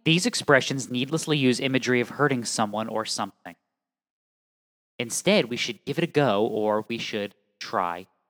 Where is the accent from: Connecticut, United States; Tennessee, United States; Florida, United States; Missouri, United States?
Connecticut, United States; I'm from Connecticut